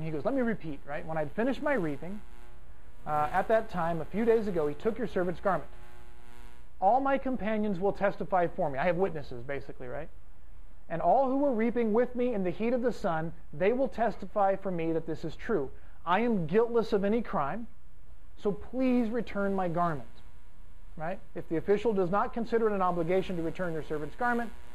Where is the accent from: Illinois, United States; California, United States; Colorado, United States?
California, United States; Fresno; I'm from Fresno, which is kind of like Texas West